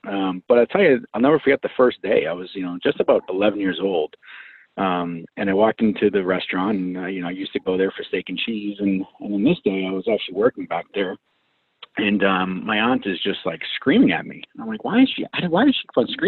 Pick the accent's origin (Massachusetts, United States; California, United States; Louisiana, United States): Massachusetts, United States; Medford; I'm born and raised in Boston, actually out of a suburb city, Medford, which is pretty much close to Boston